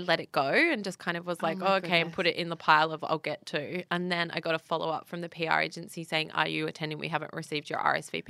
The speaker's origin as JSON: {"language": "English", "country": "Australia", "said": "from Australia"}